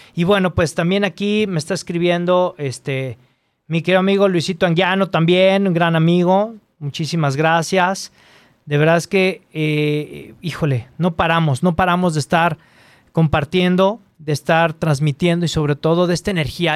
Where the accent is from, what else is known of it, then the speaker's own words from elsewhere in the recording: Chile; now in Guadalajara, Mexico; soy un escritor chileno felizmente radicado acá en, México